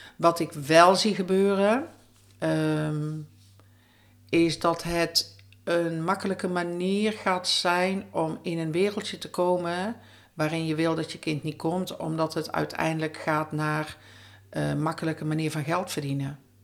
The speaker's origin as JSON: {"language": "Dutch", "region": "North Brabant", "country": "Netherlands", "said": "in de omgeving bij ons in Brabant"}